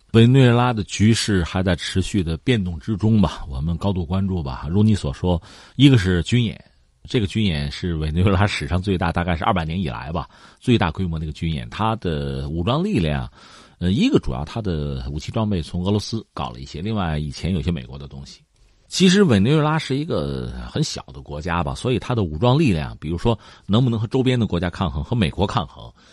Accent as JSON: {"language": "Chinese", "country": "China", "said": "我们中国人消费是比较谨慎的"}